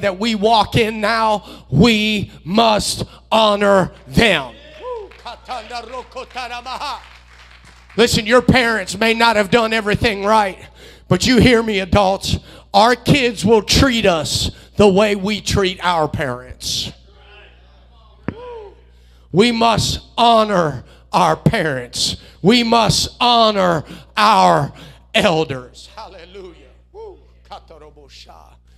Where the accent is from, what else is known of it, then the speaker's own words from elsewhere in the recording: United States; I was raised here in the United States